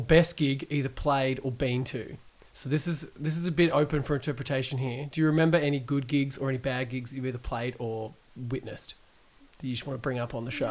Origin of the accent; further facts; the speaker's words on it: Geelong, Victoria, Australia; I'm from Geelong